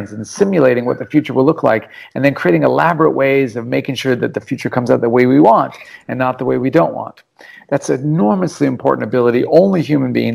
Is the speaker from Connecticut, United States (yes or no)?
no; Anchorage, Alaska, United States; now in Australia; When I grew up in Alaska